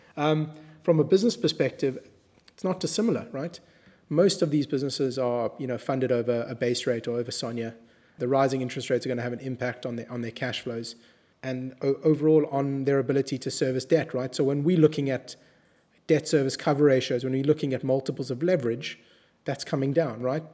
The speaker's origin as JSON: {"language": "English", "country": "South Africa", "said": "we come from South Africa"}